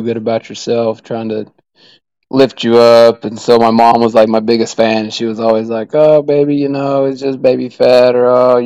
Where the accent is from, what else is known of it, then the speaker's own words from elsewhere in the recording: Oklahoma, United States; also born or lived in Arizona; I was born in Arizona, but my parents moved me back out, moved me to Oklahoma